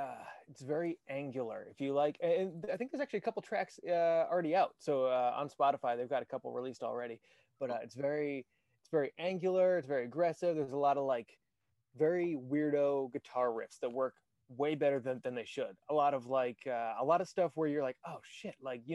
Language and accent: English; Chicago, Illinois, United States; We're both from Chicago